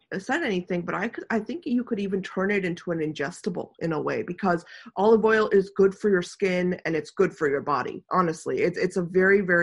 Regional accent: India; moved away; also born or lived in the Mediterranean; I'm Indian

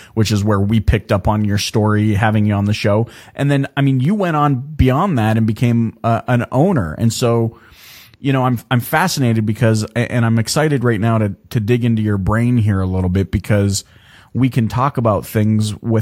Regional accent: Canada; I'm Canadian. Like, I was born in Canada

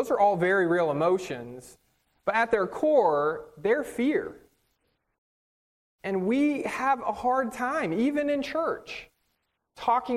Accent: Northern California, United States; moved away; I grew up on the West Coast in Northern California

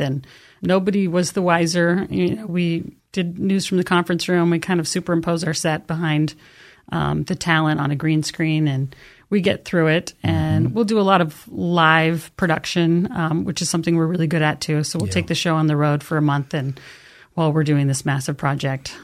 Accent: Canyon County, Treasure Valley, Idaho, United States; I am from the Treasure Valley, born and raised in Canyon County

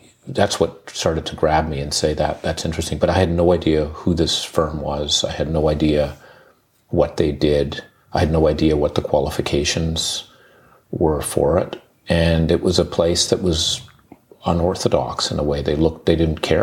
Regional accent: Uganda; moved away; I grew up in Uganda

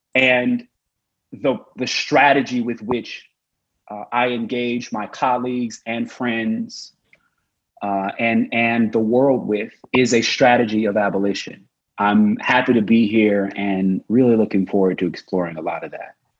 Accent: Oklahoma, United States; I was born and raised in Oklahoma

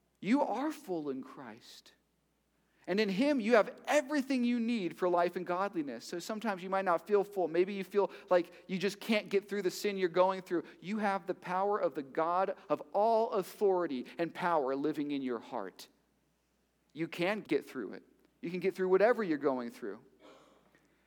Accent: Miami, Florida, United States; I'm from Miami.

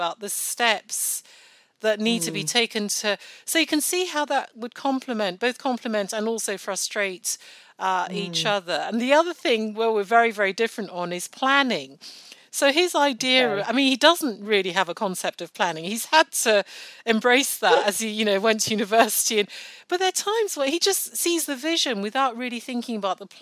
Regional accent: Nigeria; now in United Kingdom; I was born in Nigeria. I still speak Yoruba, one of our many, many Nigerian languages, fluently, and I'm very proud of that fact. I go back home regularly

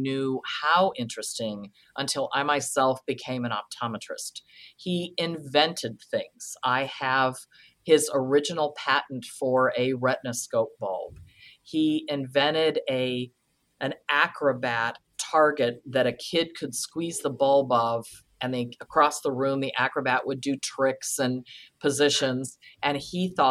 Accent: Kent, Ohio, United States; I grew up in Kent, Ohio

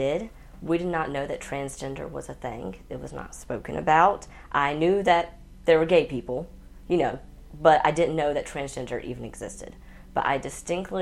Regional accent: Central Georgia, United States; I grew up in Central Georgia

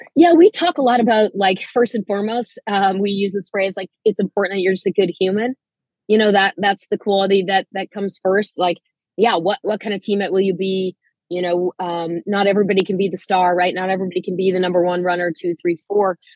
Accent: Manitoba, Canada; moved away; I myself was sort of a quasi international student athlete. I'm from Canada

